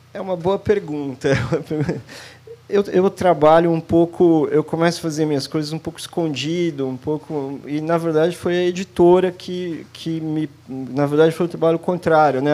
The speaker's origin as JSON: {"language": "Portuguese", "region": "São Paulo", "country": "Brazil", "said": "Eu sou de São Paulo"}